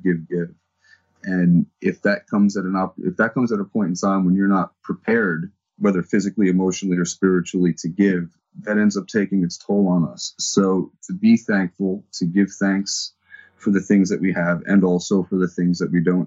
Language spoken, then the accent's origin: English; New Jersey, United States; I'm from New Jersey